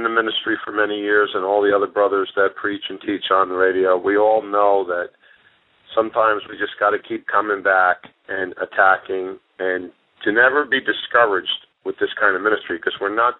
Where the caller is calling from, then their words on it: Easton, Pennsylvania, United States; I'm near Easton, Pennsylvania. I'm 5 miles west of Easton. I'm an hour from New York City.